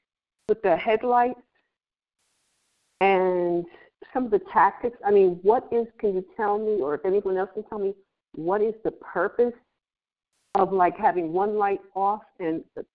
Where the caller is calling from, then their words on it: Pennsylvania, United States; I'm in Pennsylvania. I'm calling from Pennsylvania.